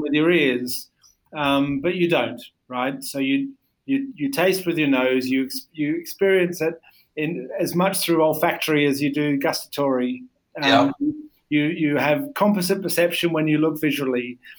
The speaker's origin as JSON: {"language": "English", "country": "Australia", "tie": "born or raised there", "said": "I grew up in Australia"}